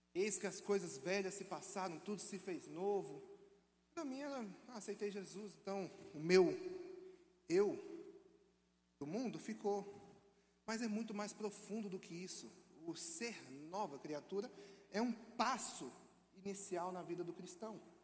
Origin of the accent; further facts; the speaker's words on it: Brasília, Federal District, Brazil; moved away as an adult; also born or lived in Minas Gerais; now in Belo Horizonte, Brazil; Sou natural de Brasília